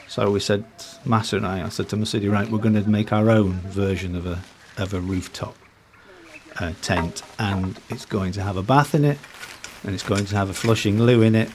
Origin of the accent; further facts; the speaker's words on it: South Africa; accent: South African; now in Tanzania; my South African accent